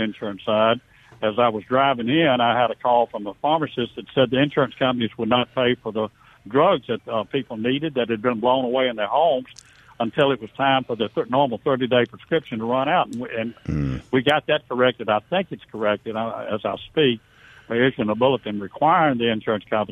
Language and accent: English; Vicksburg, Mississippi, United States; I'm from Vicksburg, so I knew a lot of the people in the area